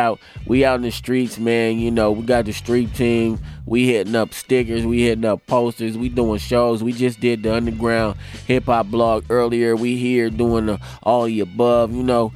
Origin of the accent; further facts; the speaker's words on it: Leimert Park, California, United States; I'm from LeMert